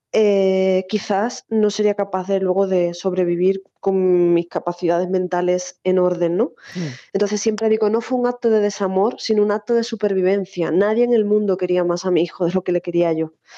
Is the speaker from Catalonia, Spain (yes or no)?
no; Cádiz, Andalusia, Spain; moved away; yo además soy de Cádiz y bueno, pues eh, Canal Sur me ha acompañado siempre en mis años, sobre todo de adolescencia y juventud cuando viví allí